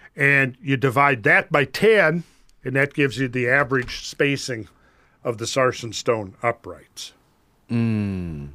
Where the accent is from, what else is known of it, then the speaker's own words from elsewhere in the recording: Minnesota, United States; I grew up in Minnesota